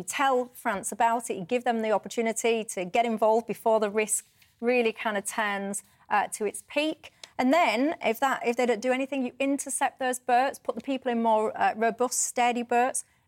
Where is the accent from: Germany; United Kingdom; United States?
United Kingdom; Yorkshire and the Humber; accent: Yorkshire